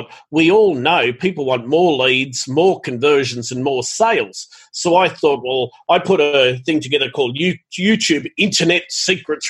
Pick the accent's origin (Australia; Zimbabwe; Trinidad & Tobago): Australia; Sydney, New South Wales; moved away as an adult; also born or lived in Gold Coast, Australia; now in Thailand; I was born in Bankstown in Sydney, Australia, and I had three brothers and a sister, and mum and dad didn't have a lot of money